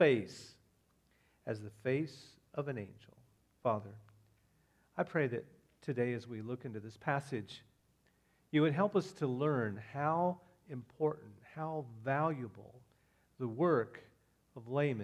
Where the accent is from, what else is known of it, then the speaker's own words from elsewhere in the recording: Indiana, United States; also born or lived in Iowa; now in Florida, United States; I'm from Indiana